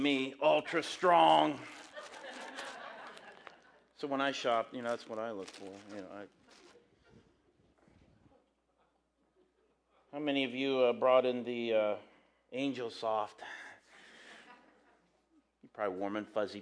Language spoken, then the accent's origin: English; Graham, United States; I'm from Graham. I coach at Graham.